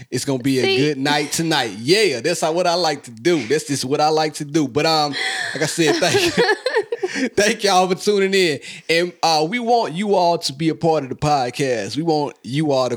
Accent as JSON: {"language": "English", "town": "Hazlehurst", "region": "Mississippi", "country": "United States", "tie": "born or raised there", "said": "my hometown, Hazelhurst, Mississippi"}